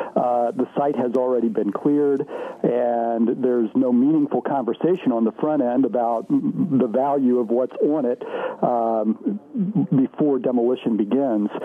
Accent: Terre Haute, Indiana, United States; I grew up in Terre Haute. I was gone for about eight years, so uh, three quarters of my life, I guess, I've spent here.

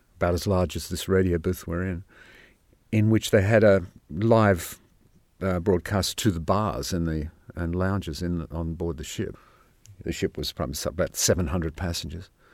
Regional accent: Sydney, New South Wales, Australia; moved away; I grew up in Sydney

